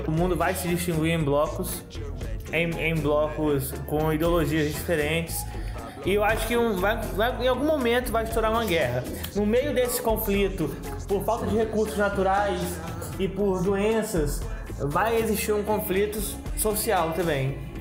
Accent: São Pedro da Aldeia, Rio de Janeiro, Brazil; Nós somos de São Pedro da Aldeia

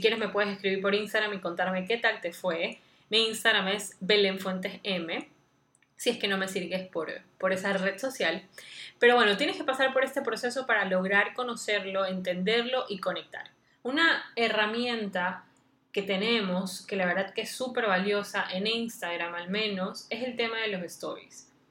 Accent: Guayaquil, Guayas, Ecuador; soy de Guayaquil, Ecuador

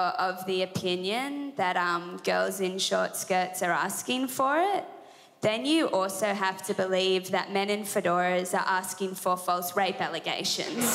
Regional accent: Sydney, New South Wales, Australia; I'm from Sydney, New South Wales, and I'm 24 years old.

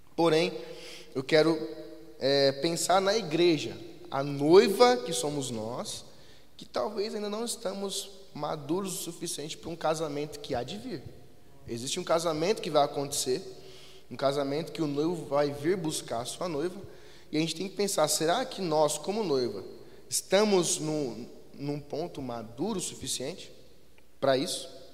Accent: Jandira, São Paulo, Brazil; a cidade de Jandira, que é da onde nós viemos

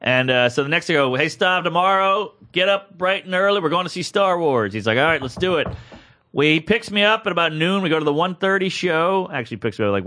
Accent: the South, United States; moved away; I'm from the South

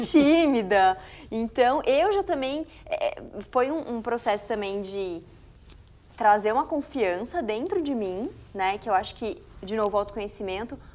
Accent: Foz do Iguaçu, Paraná, Brazil; moved away as an adult; now in São Paulo, Brazil; Eu sou de Foz do Iguaçu, Paraná

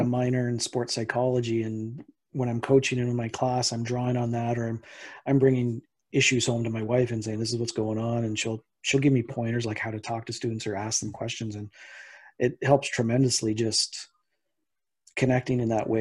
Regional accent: Canada; as a Canadian

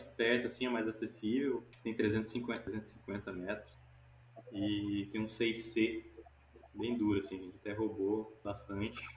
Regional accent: Goiânia, Goiás, Brazil; also born or lived in Recife, Pernambuco; now in Bahia, Brazil; eu nasci em Goiânia, nasci lá em Goiânia, Goiás. Comecei a escalar lá, mas logo me mudei para Pernambuco mudei para Recife

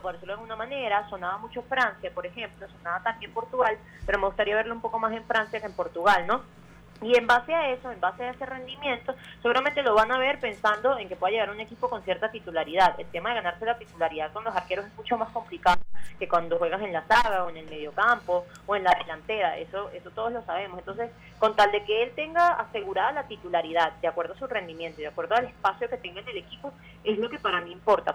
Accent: Venezuela; nosotros como venezolanos

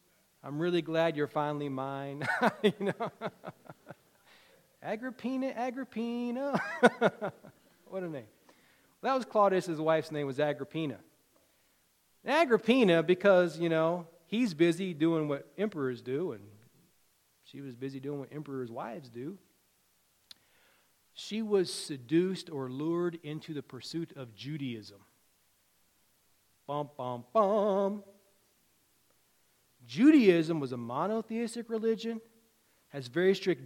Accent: Virginia, United States; When I was a kid growing up in Virginia

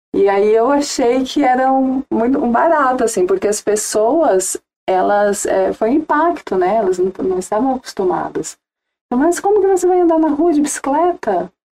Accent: Ubatuba, São Paulo, Brazil; moved away as an adult; also born or lived in Jacareí; eu cresci, nasci e cresci em Ubatuba

